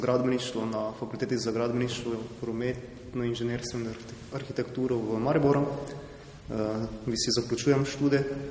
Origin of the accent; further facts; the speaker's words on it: Gornja Radgona, Slovenia; prihajam iz Gornje Radvone